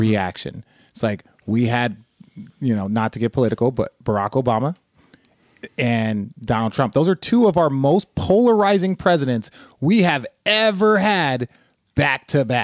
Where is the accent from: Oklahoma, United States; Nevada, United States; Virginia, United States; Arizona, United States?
Arizona, United States; Phoenix; born or raised there; also born or lived in Los Angeles, California